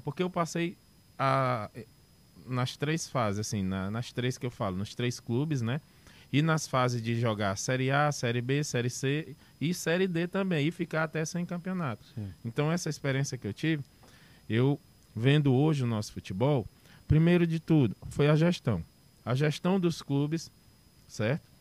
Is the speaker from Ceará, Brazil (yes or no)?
yes; Fortaleza, Ceará, Brazil; Eu sou da, daqui de Fortaleza, uhum. do um bairro chamado Joseval